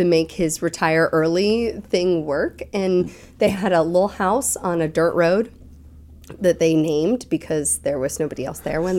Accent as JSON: {"language": "English", "region": "New Jersey", "country": "United States", "tie": "born or raised there", "also_born_or_lived": "Conway, South Carolina", "moved": "as an adult", "lives_now": "Asheville, United States", "said": "I grew up in New Jersey, so bagels were part of my daily routine"}